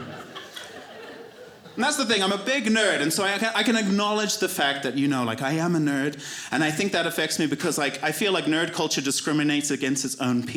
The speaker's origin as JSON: {"language": "English", "country": "Zimbabwe", "tie": "born or raised there", "moved": "yes", "said": "My whole community believed that in Zimbabwe"}